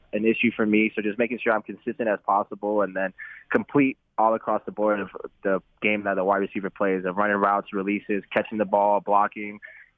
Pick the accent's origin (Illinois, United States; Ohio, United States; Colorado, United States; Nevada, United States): Nevada, United States; Las Vegas; moved away; I grew up in Vegas, so it'd be nice to go back home